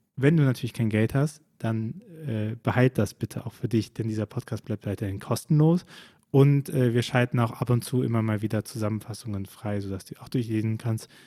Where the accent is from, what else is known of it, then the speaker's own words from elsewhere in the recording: Rhineland, Germany; ich als Rheinländer